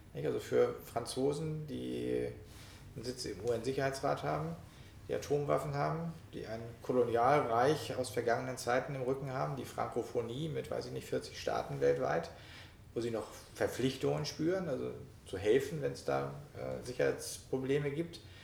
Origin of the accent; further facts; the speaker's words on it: Schleswig-Holstein, Germany; moved away; meiner alten Heimat, also in Schleswig-Holstein, in äh, Nordfriesland und in äh, Kiel